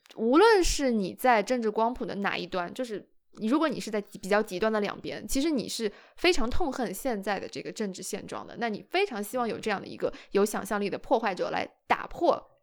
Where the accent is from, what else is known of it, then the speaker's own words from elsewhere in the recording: China; 我作为中国人